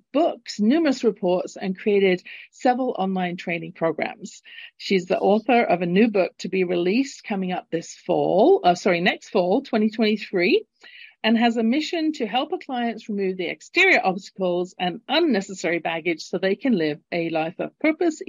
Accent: London, United Kingdom; now in Calgary, Canada; Originally born in London, England, and living in Calgary, Canada, at the base of the Rocky Mountains

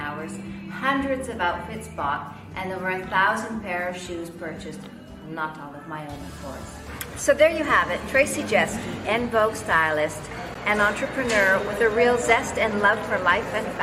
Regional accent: Canada; moved away as an adult; also born or lived in Australia / Dubai / London; now in Milan, Italy; Born and bred in Canada, I have been living and working in the fashion capital of the world for the past 20 years, Milan

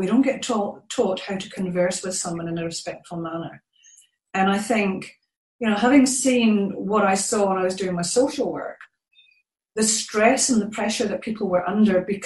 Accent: Scotland, United Kingdom; moved away as an adult; now in New Zealand; I'm originally from Scotland, but I've been living in New Zealand for just over 14 years.

